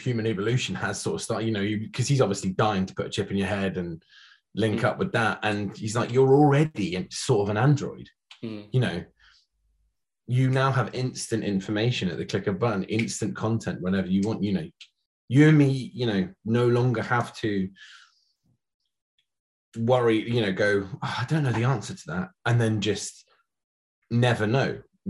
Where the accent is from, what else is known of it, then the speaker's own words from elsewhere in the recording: Scotland, United Kingdom; we're both from Scotland. I probably don't sound it, but I promise you I am.